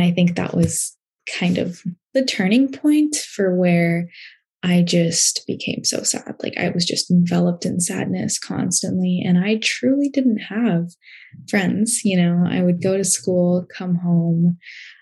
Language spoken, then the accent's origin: English; Portland, Oregon, United States; I was born in Portland, Oregon